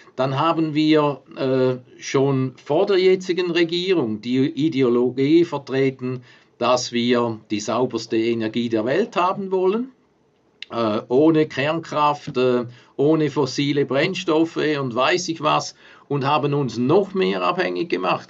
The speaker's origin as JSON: {"language": "German", "country": "Switzerland", "tie": "born or raised there", "said": "mir als Schweizer und als, als Nachbar von Deutschland, der direkt an der Grenze aufgewachsen ist"}